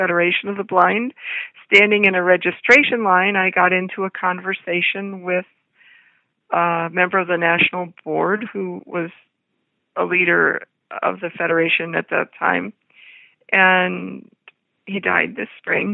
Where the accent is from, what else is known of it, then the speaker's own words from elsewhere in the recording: Toledo, Ohio, United States; I was born in Toledo, Ohio, the third of five children.